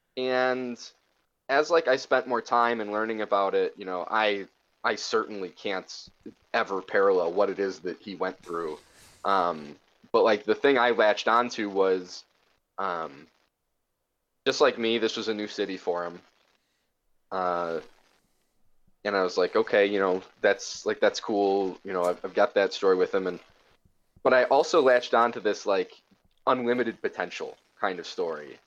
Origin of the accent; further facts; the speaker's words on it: Chicago, Illinois, United States; moved away as an adult; now in Milwaukee, United States; I'm originally from Chicago